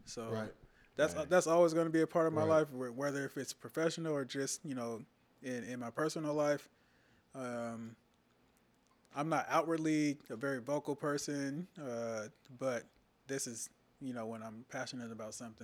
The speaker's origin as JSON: {"language": "English", "town": "Sherman", "region": "Texas", "country": "United States", "also_born_or_lived": "Los Angeles, California", "moved": "yes", "said": "I was originally from Texas"}